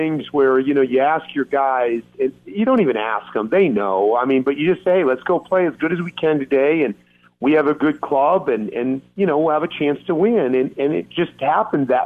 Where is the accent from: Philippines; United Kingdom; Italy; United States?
United States; Northeast Ohio; I grew up in Northeast Ohio